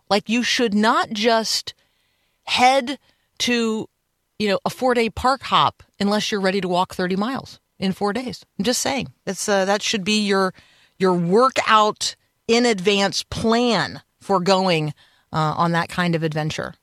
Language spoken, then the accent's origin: English; Tampa, Florida, United States; also born or lived in Indiana; because I grew up in Tampa.